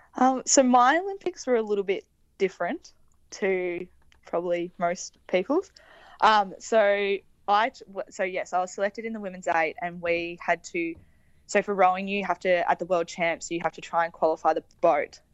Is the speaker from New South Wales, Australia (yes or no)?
no; Victoria, Australia; growing up in Victoria